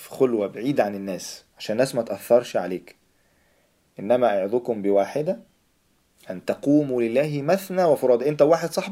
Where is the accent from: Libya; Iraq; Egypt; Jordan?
Egypt; also born or lived in Saudi Arabia; مولود مولود في السعوديه فعندي خلفيه برضو شويه اوكي بس لما جيت مصر فايه فعشت بقى